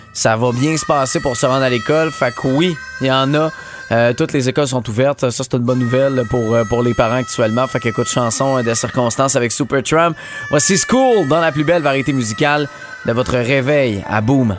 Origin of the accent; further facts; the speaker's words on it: Montérégie, Quebec, Canada; chez nous en Montérégie